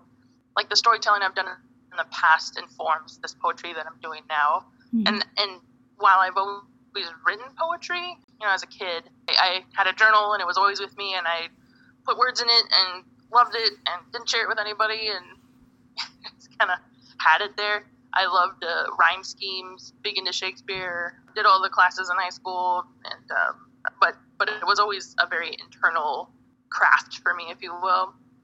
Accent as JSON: {"language": "English", "area": "Cheyenne River", "region": "South Dakota", "country": "United States", "moved": "yes", "lives_now": "Phoenix, United States", "said": "I'm from Cheyenne River. I'm an enrolled citizen of the Cheyenne River Sioux Tribe. That's in South Dakota. So I'm mini Konju Lakota."}